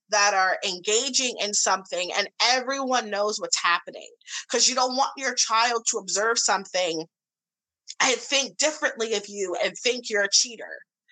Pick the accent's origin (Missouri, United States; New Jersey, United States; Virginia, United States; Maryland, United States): Missouri, United States; St. Louis; I grew up in the Midwest in St. Louis, Missouri.